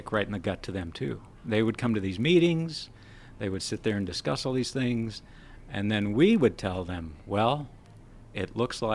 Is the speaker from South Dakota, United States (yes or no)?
yes; South Dakota, United States; I grew up in South Dakota